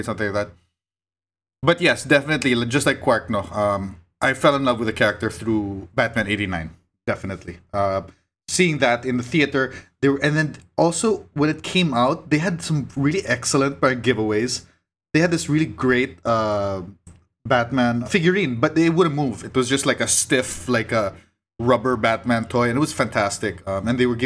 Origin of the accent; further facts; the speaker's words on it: Philippines; I grew up in Cagindora